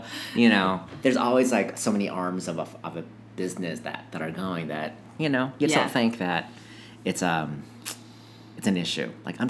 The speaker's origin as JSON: {"language": "English", "region": "Minnesota", "country": "United States", "moved": "yes", "lives_now": "Seattle, United States", "said": "So we're both transplants. Yep. I'm from Minnesota."}